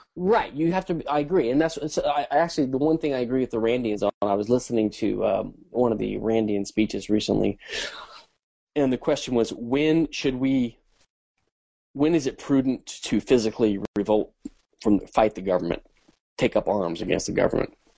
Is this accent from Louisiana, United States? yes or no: yes; Louisiana, United States; I was raised in Catholic schools and in the 70s in Louisiana